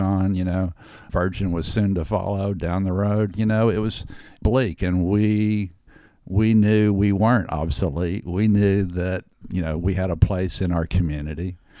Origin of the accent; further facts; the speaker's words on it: Houston, Texas, United States; now in Austin, United States; when I was a kid growing up in Houston